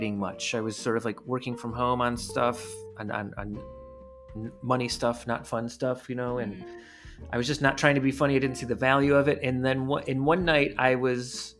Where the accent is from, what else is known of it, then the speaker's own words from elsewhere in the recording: Cleveland, Ohio, United States; I grew up in Cleveland, Ohio